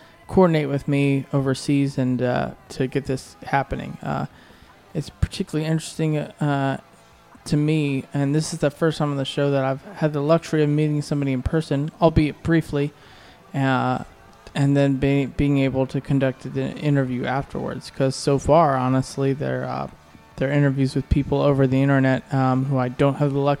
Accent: Norfolk, Virginia, United States; here in my hometown of Norfolk, Virginia

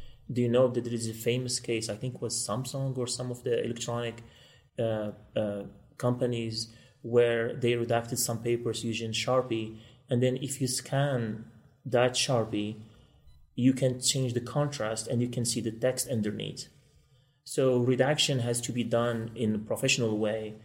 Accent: Morocco; moved away as an adult; now in Kansas City, United States; I'm originally from Morocco, and I won a lottery to come to this beautiful country

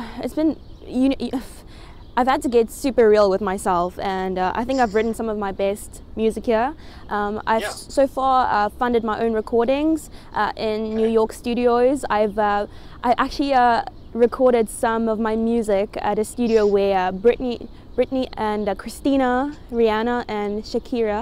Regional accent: South Africa; now in United States

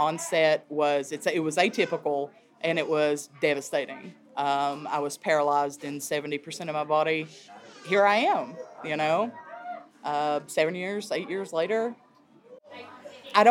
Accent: Clintwood, Virginia, United States; also born or lived in Norfolk, Virginia; I grew up in Clintwood

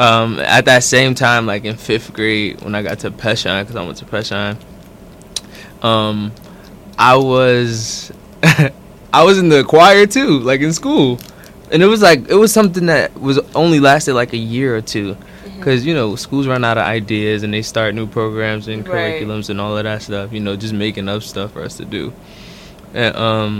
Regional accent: Newark, New Jersey, United States; I was born and raised in Newark, New Jersey. Brick City. Yeah. South Ward

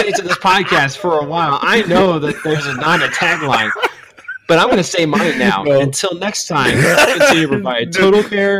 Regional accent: Missouri, United States; Yeah, you know, I come from Missouri, so numbers are kind of complex for me still.

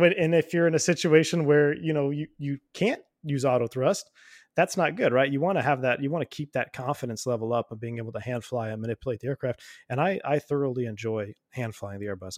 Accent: United States; I'm an American citizen

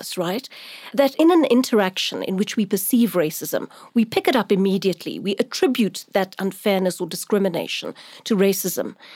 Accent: Durban, KwaZulu-Natal, South Africa; I'm from Durban. That's where I grew up.

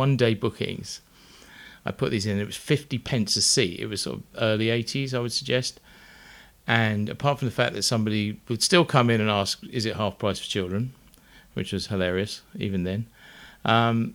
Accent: Uckfield, South East England, United Kingdom; born or raised there

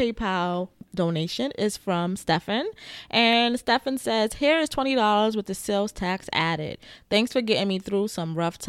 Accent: Bronx, New York, United States; Oh, and I'm from the Bronx, too. And that matters.

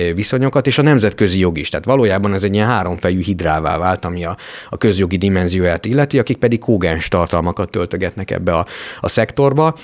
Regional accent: Kiskunfélegyháza, Bács-Kiskun, Hungary; moved away as an adult; also born or lived in Budapest; nekem ilyen kiskunfélegyháza, Eh, ahol eh, felnőttem

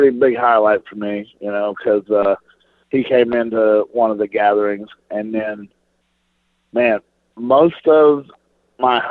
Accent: Flora, Illinois, United States; I'm a small town kid, you could look it up. I'm from Flora, Illinois, a town of 5,080 people

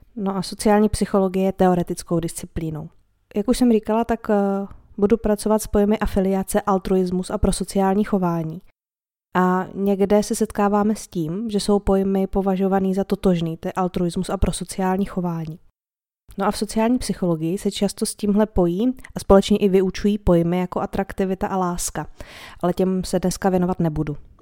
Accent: Czechia; my Češi

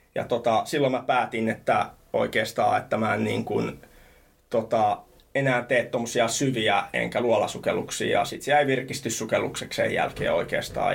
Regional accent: Helsinki, Uusimaa, Finland; also born or lived in Thailand; mä oon Rööperistä Punavuoresta kotosin

